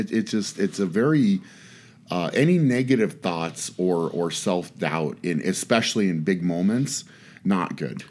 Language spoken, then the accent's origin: English; Fort Lupton, Colorado, United States; moved away; I was from Fort Leapt in Colorado